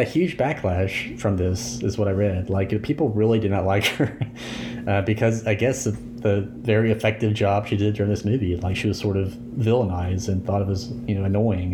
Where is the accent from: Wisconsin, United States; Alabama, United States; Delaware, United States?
Alabama, United States; Alabaster; I grew up in Alabaster, back in the eighties, when I was a child